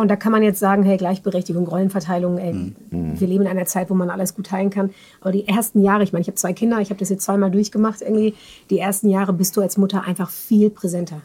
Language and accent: German; near Bielefeld, Detmold, North Rhine-Westphalia, Germany; moved away as an adult; also born or lived in Netherlands / Münster; now in Mannheim, Germany; aufgewachsen bin ich in der Nähe von Bielefeld, Detmold